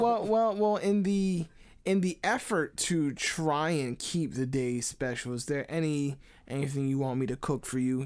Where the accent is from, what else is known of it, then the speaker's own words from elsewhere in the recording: United States; I'm just American